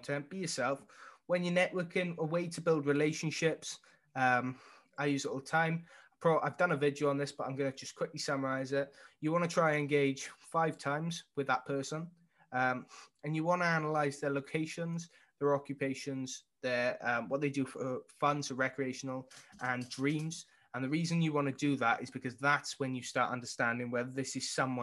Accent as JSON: {"language": "English", "region": "Wales", "country": "United Kingdom", "tie": "born or raised there", "said": "I was born in Wales"}